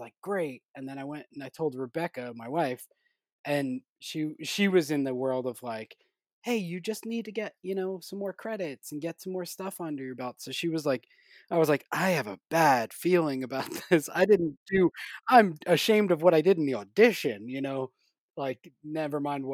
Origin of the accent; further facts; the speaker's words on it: New Jersey, United States; also born or lived in New York; New Jersey, my home state